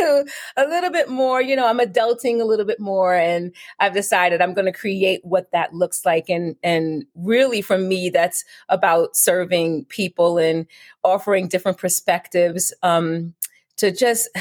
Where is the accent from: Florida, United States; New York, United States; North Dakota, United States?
New York, United States; New York City; moved away as an adult; now in Richmond, United States; I now reside in Richmond, Virginia, but I'm born and raised in Brooklyn